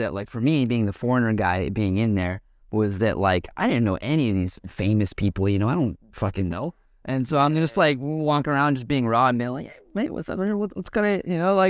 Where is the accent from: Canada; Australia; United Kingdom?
Canada; Like, I'm Canadian, you know, I have, like, German blood in me, I have English blood in me, and stuff like